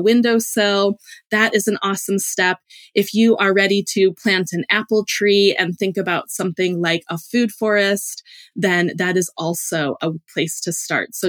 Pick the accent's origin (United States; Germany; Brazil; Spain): United States; Illinois; moved away as an adult; also born or lived in Hawaii / Alaska; I grew up in the Illinois cornfields